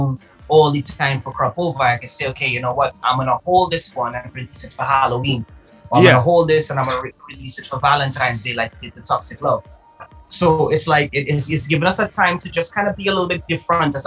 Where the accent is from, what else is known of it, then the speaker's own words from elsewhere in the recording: Trinidad & Tobago; also born or lived in Antigua and Barbuda; I was raised in Trinidad. However, I was born in Antigua and Barbuda